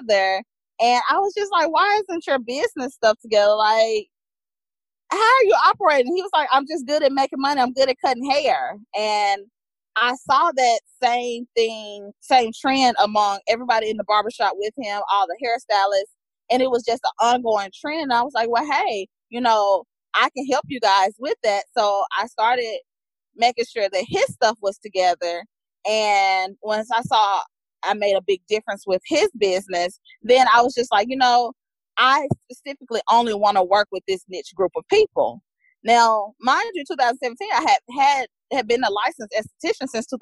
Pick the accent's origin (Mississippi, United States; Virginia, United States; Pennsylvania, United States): Mississippi, United States; also born or lived in New York; I'm from Mississippi